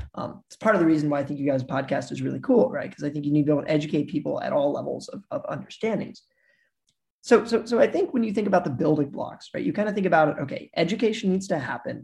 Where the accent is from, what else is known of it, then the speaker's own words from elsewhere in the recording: Missouri, United States; I'm from Missouri, and in Missouri, you know, we're like the show me state